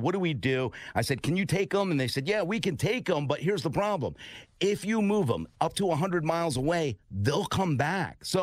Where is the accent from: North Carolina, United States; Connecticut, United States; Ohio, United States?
Connecticut, United States; New Haven; So I'm from New Haven